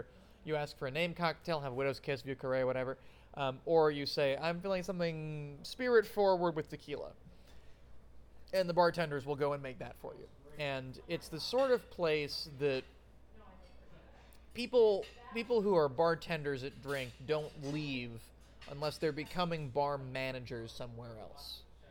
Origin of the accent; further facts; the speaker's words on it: Boston, Massachusetts, United States; Born and raised in the Boston area, I have lived in Middlesex County, Massachusetts, my entire life aside from college.